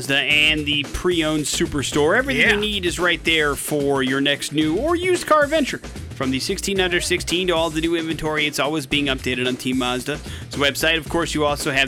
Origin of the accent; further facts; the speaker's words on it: Wisconsin, United States; growing up in Wisconsin